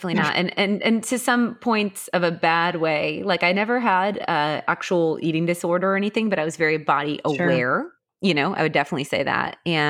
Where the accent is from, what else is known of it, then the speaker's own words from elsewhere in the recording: Milwaukee, Wisconsin, United States; also born or lived in Naperville, Illinois; I remember the most dynamic move was from second to third grade. We moved from Naperville, Illinois to Milwaukee, Wisconsin.